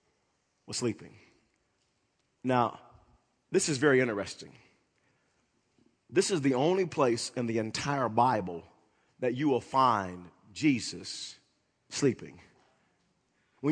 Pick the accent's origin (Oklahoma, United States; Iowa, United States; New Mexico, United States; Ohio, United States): Oklahoma, United States; growing up in Oklahoma, living here almost all of my life